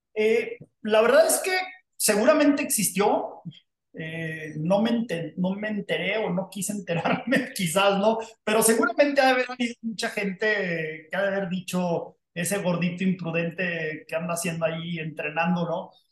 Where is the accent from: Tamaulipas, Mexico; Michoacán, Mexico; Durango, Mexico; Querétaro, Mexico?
Durango, Mexico; moved away as an adult; México, a Durango, mi tierra de origen natal